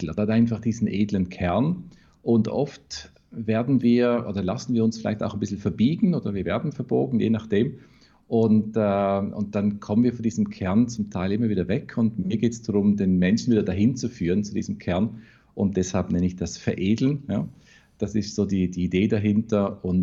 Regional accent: Vorarlberg, Austria; Ja, also ich komme wirklich aus dem Hinterwald, hintersten Bregenzer Wald, eine reine Tourismusregion.

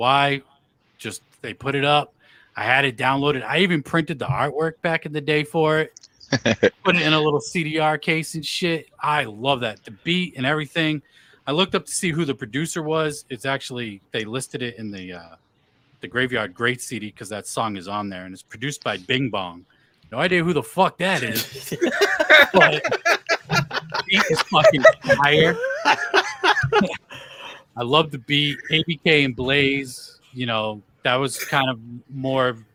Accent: Worcester, Massachusetts, United States; Worcester, you know, my hometown

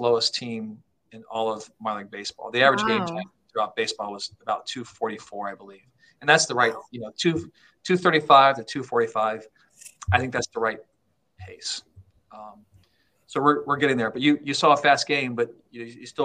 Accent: Ohio, United States; moved away; I grew up in Ohio

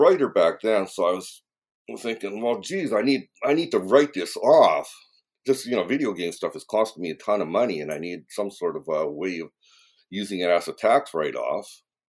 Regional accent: Vancouver, British Columbia, Canada; moved away as an adult; now in Japan; I moved from Vancouver, Canada, to Japan after I graduated from university because, prospects were kind of limited at the time. So I started living in Japan from 1985.

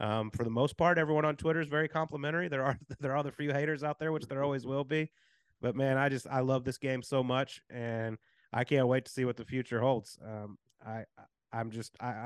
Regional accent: Pilot Point, Texas, United States; growing up in Pilot Point, Texas, with no golf course, real small country town

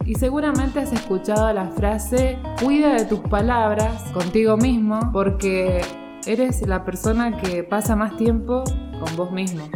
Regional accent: Argentina; yo soy argentina, vivo en Argentina

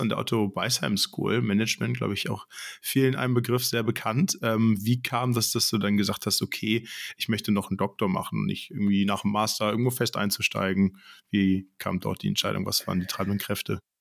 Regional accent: Hamburg, Germany; moved away; ich komme gebürtig aus Hamburg.

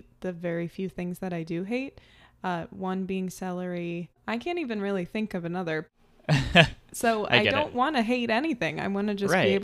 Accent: United States; growing up in America

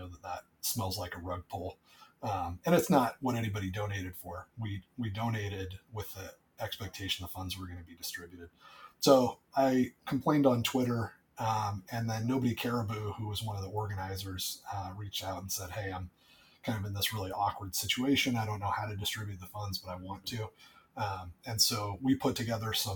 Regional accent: United States; I'm American.

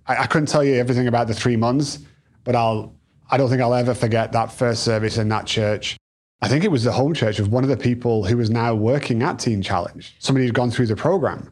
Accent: England, United Kingdom; now in United States; we're two English kids

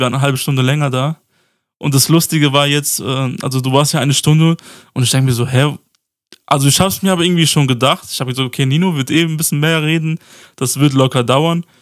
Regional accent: Mainz, Rhineland-Palatinate, Germany; aus Mainz

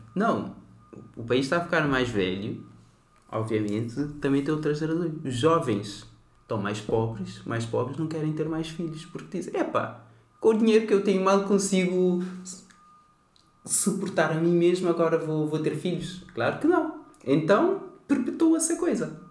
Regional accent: Cape Verde; now in Portugal; sou de Cabo Verde

